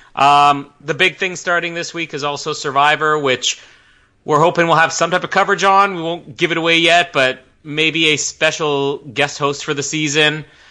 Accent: Canada; as a Canadian

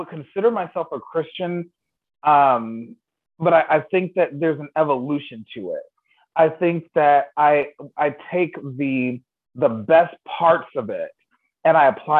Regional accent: Chicago, Illinois, United States; we grew up in Chicago, and not only was church a big part of my life

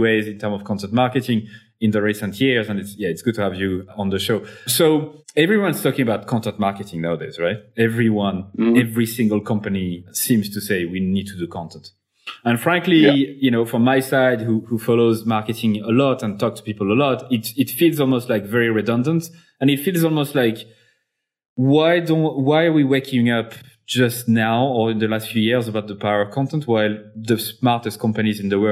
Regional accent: Clermont-Ferrand, Auvergne-Rhône-Alpes, France; a company from my hometown, actually, Michelin

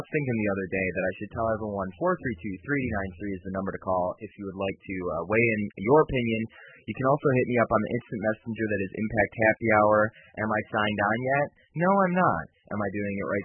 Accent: Brighton, Michigan, United States; my hometown of Brighton

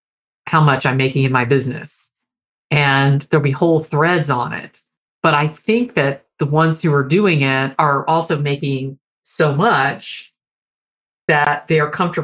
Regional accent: Deep South, United States; I grew up in the Deep South and was a teenager in the 70s and into the 80s

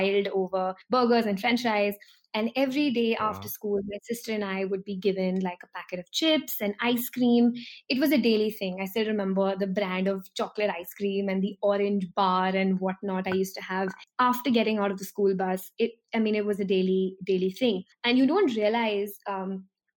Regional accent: Delhi, India; I'm from Delhi, which is a city in India, and Delhi is a part of North India.

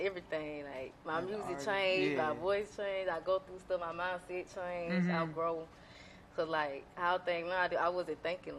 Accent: Thomaston, Georgia, United States; now in Atlanta, United States; Well, I grew up in Thomaston, Georgia. I grew up in Thomaston, Georgia. The country.

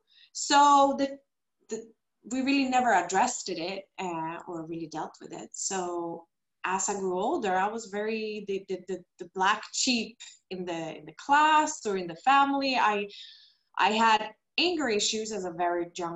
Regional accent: Stockholm, Stockholm County, Sweden; moved away as an adult; now in Costa Rica; I am original from Sweden, Stockholm, but I live now in Costa Rica together with my husband

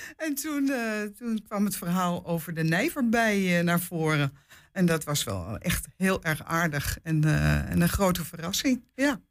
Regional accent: Amsterdam, North Holland, Netherlands; also born or lived in Hengelo / Apeldoorn; now in Enschede, Netherlands; ik kom eigenlijk uit Amsterdam, maar ik heb 40 jaar in Hengelo gewoond

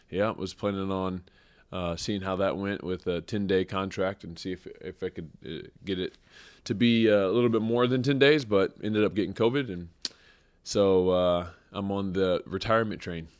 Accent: Springfield, Missouri, United States; I grew up in Springfield, Missouri.

